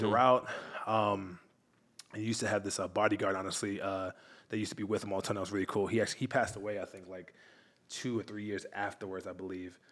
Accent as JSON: {"language": "English", "area": "Long Island", "region": "New York", "country": "United States", "moved": "as an adult", "lives_now": "Miami, United States", "said": "I'm from New York originally."}